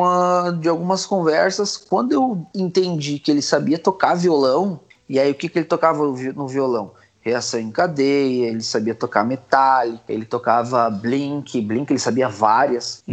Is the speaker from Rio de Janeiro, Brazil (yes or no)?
no; Campo Bom, Rio Grande do Sul, Brazil; eu nasci em Campo Bom